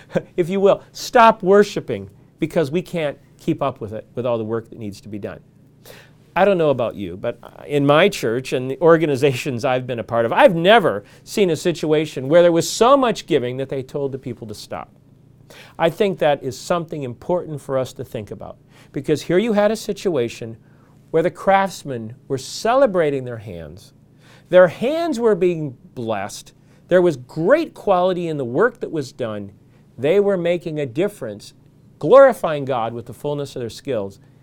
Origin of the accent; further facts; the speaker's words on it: Michigan, United States; where I grew up in Michigan